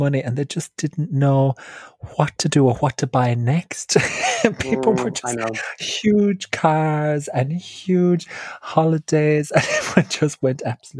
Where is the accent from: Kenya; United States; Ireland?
Ireland; County Clare, Munster; now in London, United Kingdom; I'm also from Ireland. I'm from County Clare in Ireland and now living in London.